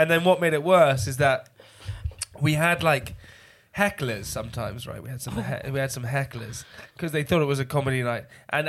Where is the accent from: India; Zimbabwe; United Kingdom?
United Kingdom; near Cirencester, South West England; I grew up near Cirencester.